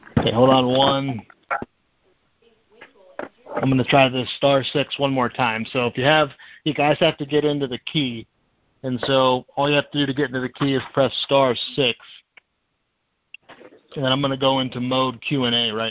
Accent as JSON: {"language": "English", "town": "Erie", "region": "Pennsylvania", "country": "United States", "said": "I'm from Erie, Pennsylvania"}